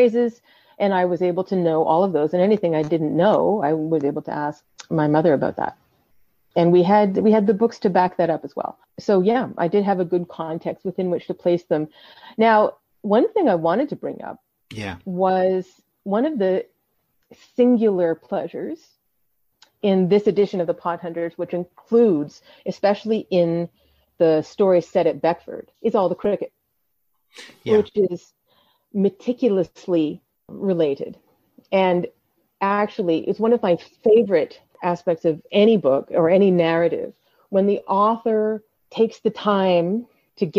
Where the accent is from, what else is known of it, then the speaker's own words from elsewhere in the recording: Canada; I was born in Canada in a completely different culture